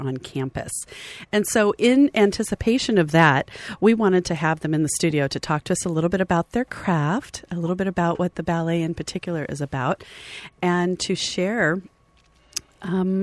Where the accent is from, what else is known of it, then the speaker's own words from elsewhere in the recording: Riverside, California, United States; I grew up in Riverside